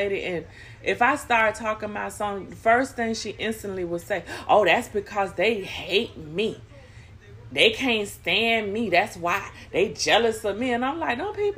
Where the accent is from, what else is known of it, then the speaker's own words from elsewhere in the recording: Florida, United States; I just said Florida.